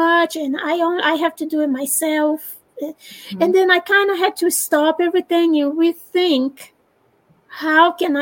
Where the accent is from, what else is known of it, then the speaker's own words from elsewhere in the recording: Brazil; English is a second language; moved away as an adult; now in United States; I'm Brazilian, and I was born in Brazil, and then I moved to the United States some 20-something years ago